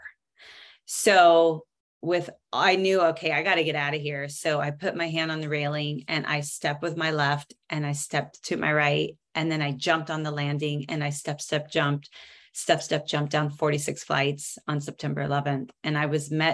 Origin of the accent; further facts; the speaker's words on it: Seattle, Washington, United States; moved away; also born or lived in New York City; born and raised in Seattle and decided to take a bite of the Big Apple. So I moved out there